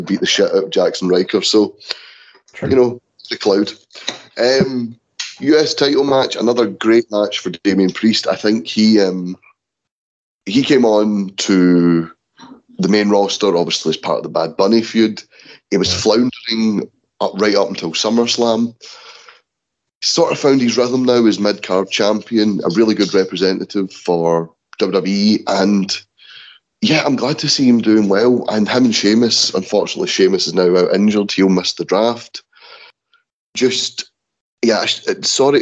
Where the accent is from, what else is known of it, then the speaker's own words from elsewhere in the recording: Scotland, United Kingdom; As a Scottish person